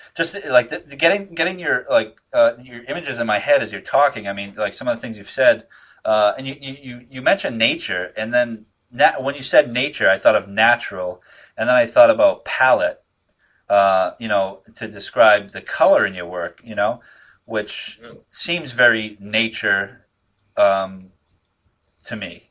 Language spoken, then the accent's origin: English; Northeast, United States; I'm from here